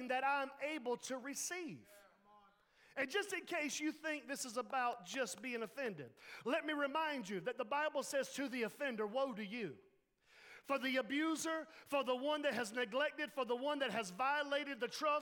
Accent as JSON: {"language": "English", "town": "Laurinburg", "region": "North Carolina", "country": "United States", "said": "we're from the Laurinburg"}